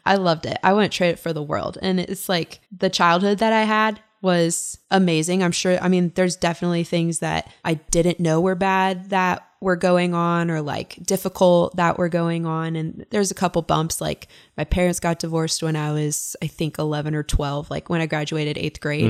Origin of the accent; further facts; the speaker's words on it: Kalispell, Montana, United States; also born or lived in Ogden, Utah; I grew up in Kalispell, Montana